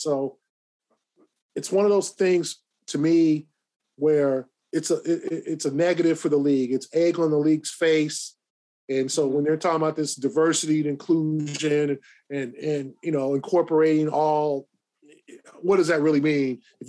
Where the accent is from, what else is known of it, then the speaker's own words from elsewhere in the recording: Inglewood, California, United States; moved away; Inglewood, up to no good. That's my home. I love Inglewood. That's my hometown.